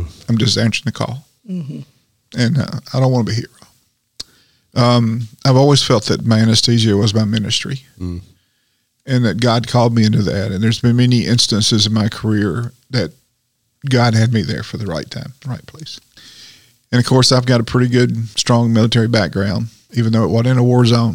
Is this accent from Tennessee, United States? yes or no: yes; Tennessee, United States; I said, Tennessee